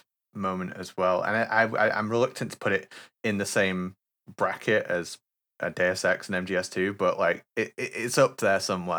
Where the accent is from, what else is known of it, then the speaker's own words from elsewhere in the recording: United Kingdom; But I played it a year later because I'm unfortunately British, and we didn't get it till later.